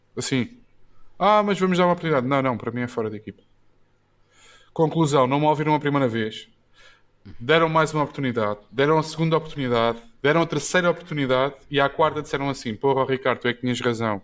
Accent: Odivelas, Lisbon, Portugal; also born or lived in Luanda, Angola; Eu sou de Adivelas

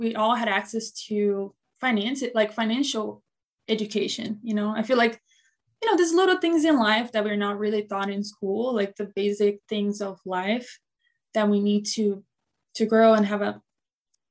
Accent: Brazil; now in Buffalo, United States; I was born and raised in Brazil

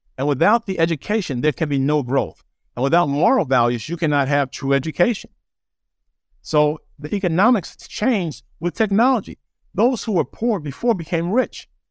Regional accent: New York City, New York, United States; also born or lived in Birmingham, Alabama; now in Los Angeles, United States; I was raised in Jamaica, New York, so I've seen crime there too.

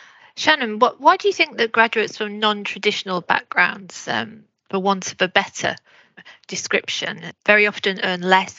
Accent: Salford, North West England, United Kingdom; when I was growing up in Salford

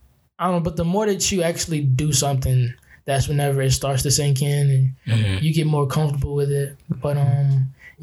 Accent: Baton Rouge, Louisiana, United States; also born or lived in Fayetteville, Arkansas; I was born, and then we came to BR directly afterwards. And I was raised here

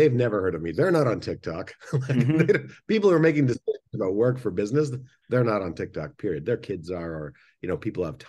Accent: Angola; also born or lived in Canada; I grew up in Angola. Well, I was born in Canada. and moved to the civil war in Angola when I was a kid.

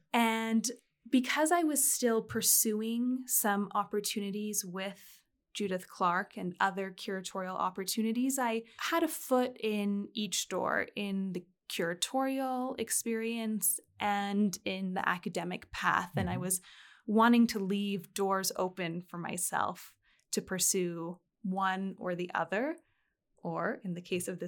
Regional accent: United Kingdom; now in France; I also found myself living in France as a British citizen when Brexit occurred.

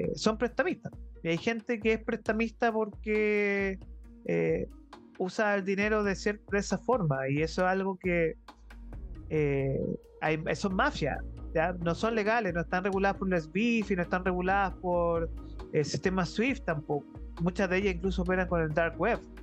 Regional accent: Chile; yo soy chileno y si yo soy empresario, tengo mi emprendimiento acá

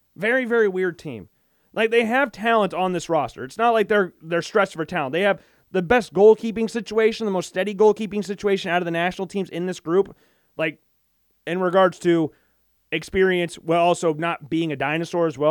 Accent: United States; I'm from the United States

